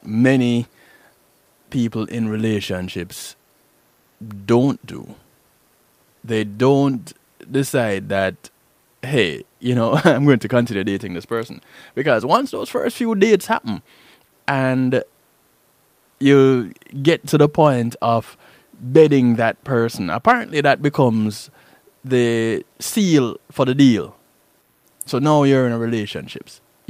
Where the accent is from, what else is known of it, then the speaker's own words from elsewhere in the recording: Jamaica; I'm Jamaican